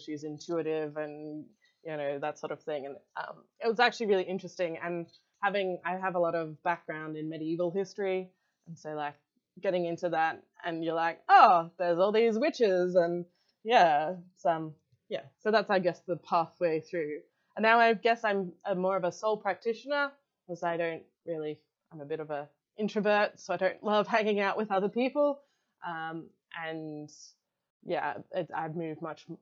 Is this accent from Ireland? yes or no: no; Australia; I'm Australian